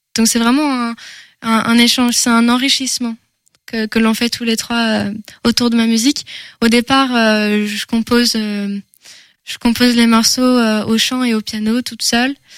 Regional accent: Angers, Pays de la Loire, France; first language French; je suis une angevine déjà. Je peux, je peux commencer par là. Je suis née à Angers. J'ai grandi dans une famille de musiciens.

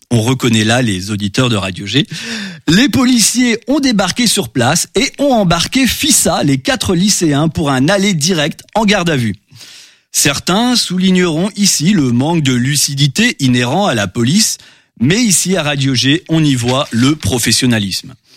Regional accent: Normandy, France; je suis normand

